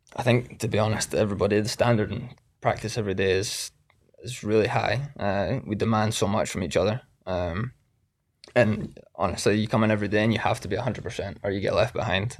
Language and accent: English; Scotland, United Kingdom; moved away as an adult; now in United States; I was from Scotland.